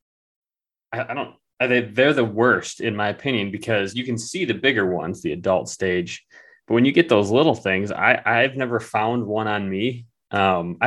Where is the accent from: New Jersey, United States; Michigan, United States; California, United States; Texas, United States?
Michigan, United States; spent a lot of time outside in West Michigan and Northern Michigan